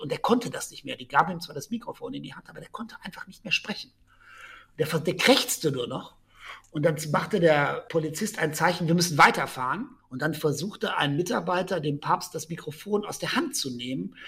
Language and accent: German; Germany; moved away as an adult; also born or lived in Rome, Italy; ich als Deutscher in Rom